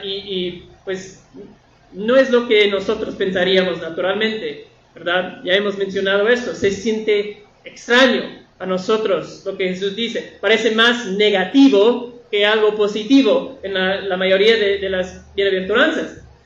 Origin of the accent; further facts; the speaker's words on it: northern United States, United States; moved away; en la tierra de donde yo vengo, del norte de, los Estados Unidos, eh, en mi pueblo hay muchos vaqueros